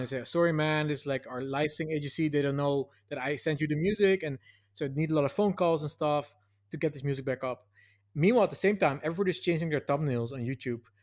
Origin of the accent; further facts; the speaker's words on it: Nijmegen, Gelderland, Netherlands; moved away; this annual festival in my hometown. There's this four days march, the Vierdaagse